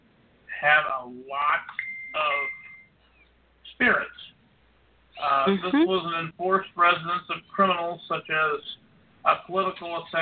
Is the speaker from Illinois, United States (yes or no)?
yes; Illinois, United States; my home state of Illinois